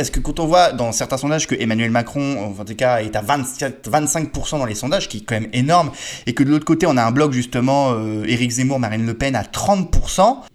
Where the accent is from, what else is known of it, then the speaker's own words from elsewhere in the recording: Switzerland; Je suis suisse